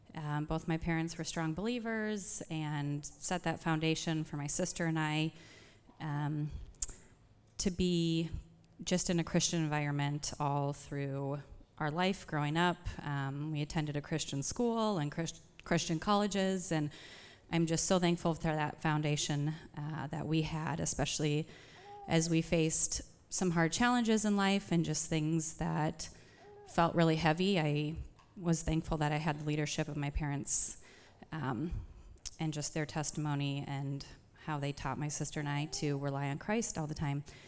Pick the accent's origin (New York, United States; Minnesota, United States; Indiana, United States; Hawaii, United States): Minnesota, United States; Plymouth; also born or lived in Nebraska / Colorado; I grew up here in Plymouth